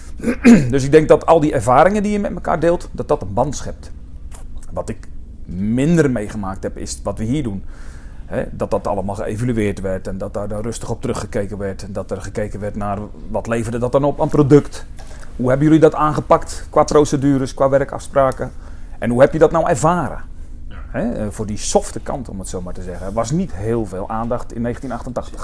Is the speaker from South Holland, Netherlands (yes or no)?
yes; Alblasserdam, South Holland, Netherlands; ik kwam uit Alblasserdam